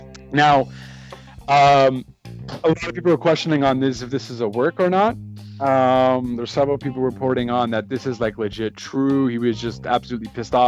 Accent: Quebec, Canada; I'm from Quebec

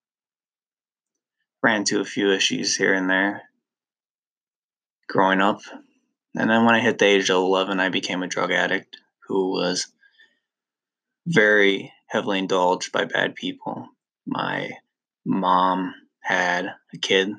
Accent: Lake Mills, United States; We all lived in my hometown of Lake Mills.

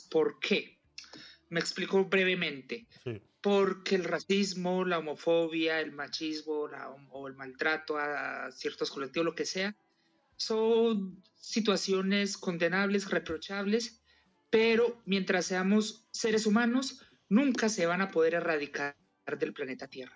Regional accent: Colombia; moved away as an adult; now in Madrid, Spain; yo soy colombiano, vivo en Madrid, llevo 17 años

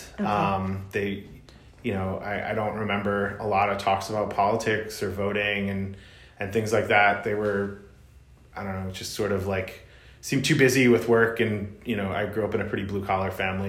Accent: Malvern, Pennsylvania, United States; also born or lived in Philadelphia, Pennsylvania / Limerick, Pennsylvania; I was born in Philadelphia, but I grew up in Malvern

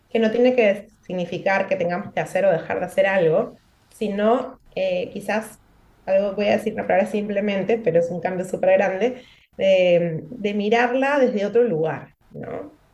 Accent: Peru; now in Gran Canaria, Spain; soy peruana, nací en Perú y actualmente vivo en Gran Canaria

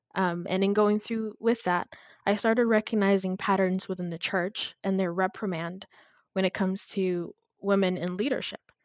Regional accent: Addis Ababa, Ethiopia; moved away as an adult; also born or lived in Texas, United States; now in United States; I was born and raised in Addis Ababa, which is the capital city of Ethiopia. I came to the U.S. when I was about 18 years old.

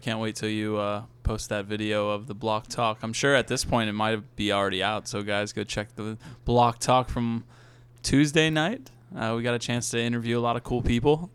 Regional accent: Virginia, United States; I'm from Virginia

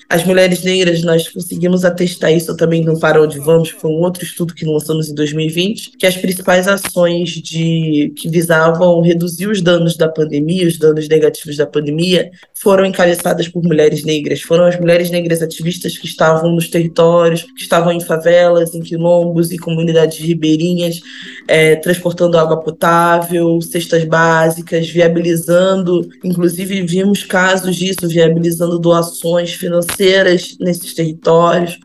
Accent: Brazil; Eu nunca saí do Brasil

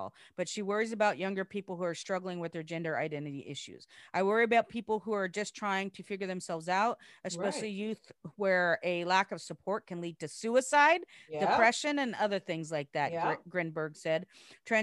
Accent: near Roseburg, Oregon, United States; moved away; near my hometown. Near my home stomping grounds, Roseburg

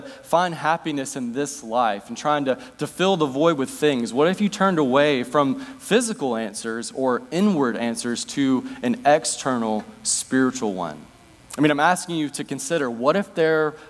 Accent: United States; now in Northwest United States; I was baptized here, spent part of my childhood year

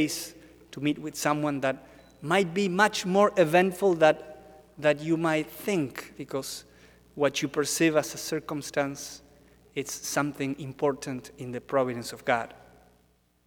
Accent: Argentina; now in Washington, D.C., United States; I'm from Argentina.

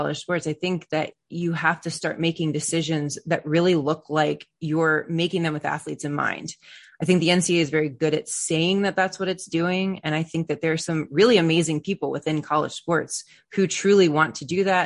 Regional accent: Maryland, United States; I'm from Maryland

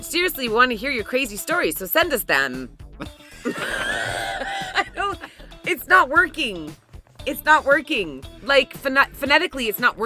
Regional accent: Canada; I'm Canadian.

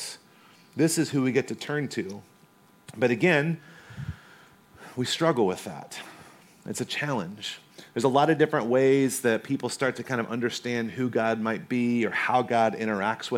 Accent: North Carolina, United States; moved away; also born or lived in Corona, California; I grew up in North Carolina

